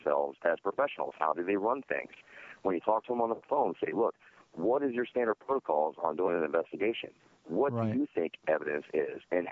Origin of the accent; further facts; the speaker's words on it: Sarasota, Florida, United States; I grew up in Sarasota, Florida. It's actually my hometown